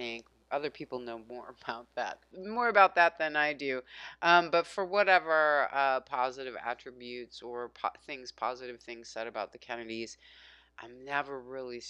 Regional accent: United States; as an American

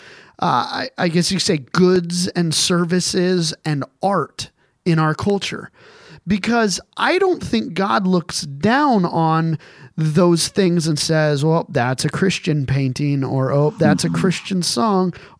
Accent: Colorado Springs, Colorado, United States; I was raised in Colorado Springs

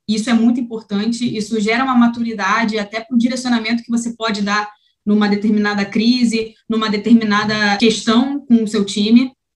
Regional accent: Rio de Janeiro, Brazil; sou aqui do Rio de Janeiro

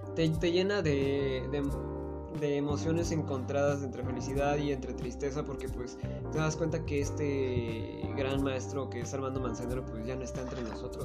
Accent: Tlaxcala, Mexico; soy de Tlaxcala

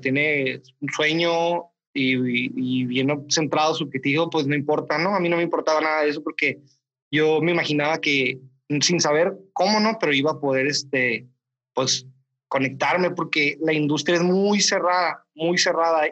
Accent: Mexicali, Baja California, Mexico; now in Mexicali, Mexico; Yo soy de aquí de Mexicali, del norte, entonces eh, es muy diferente la dinámica que hay con los profesores acá que allá.

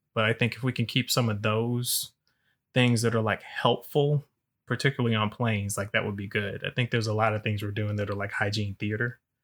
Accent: Alabama, United States; I'm from Alabama

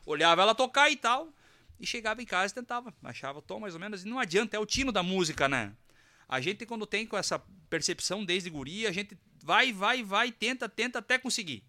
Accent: Carazinho, Rio Grande do Sul, Brazil; also born or lived in Sananduva; Eu nasci em Sananduva e me criei em Carazinho.

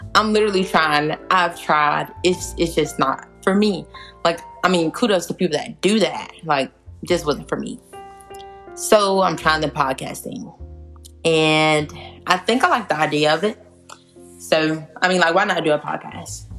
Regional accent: South Georgia, United States; I'm from South Georgia, not the Georgia that's like Atlanta, but like yeah, the South Georgia area.

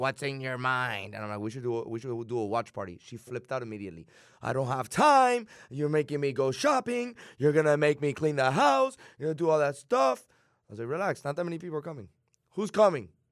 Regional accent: Miami, Florida, United States; born or raised there

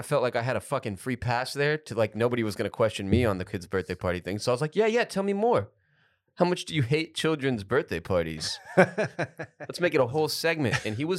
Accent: Houston, Texas, United States; growing up in Houston

